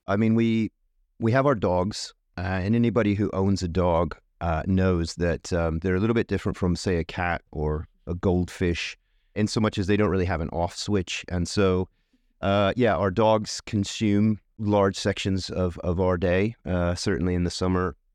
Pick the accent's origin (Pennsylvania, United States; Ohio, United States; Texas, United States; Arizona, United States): Arizona, United States; Tucson; moved away as an adult; also born or lived in Northampton, United Kingdom; now in United Kingdom; I'm from Tucson, Arizona, in the U S. I've lived here twenty-three years